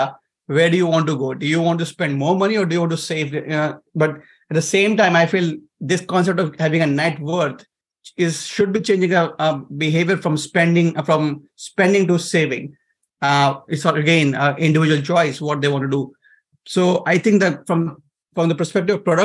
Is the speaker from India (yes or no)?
yes; India; moved away as an adult; now in United States; I'm coming from Asia